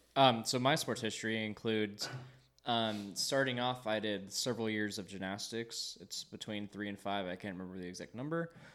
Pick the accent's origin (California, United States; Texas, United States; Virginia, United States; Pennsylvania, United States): California, United States; Long Beach; I grew up here in Long Beach all of my life, born and raised, same house, all twenty-two years so far.